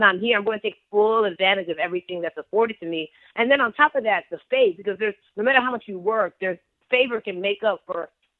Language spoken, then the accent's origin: English; Nigeria; the gangsterness of being Nigerian, the fortitude that it takes to be Nigerian, it's like, you know, when you go back to Lagos, when you go back to Port Harcourt